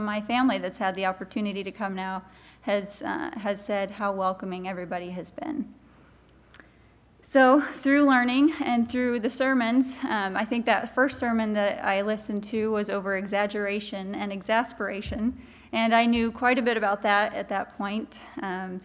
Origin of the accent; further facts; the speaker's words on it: Osborne, Kansas, United States; But I grew up in Osborne, Kansas